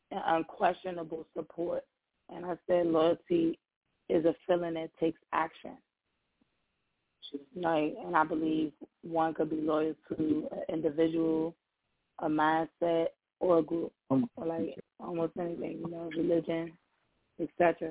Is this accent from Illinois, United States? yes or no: yes; Chicago, Illinois, United States; accent: mixture of South Side of Chicago and DMV; also born or lived in DMV; I'm from Chicago. But my second home is the DMV, so I kind of have, like, a mixture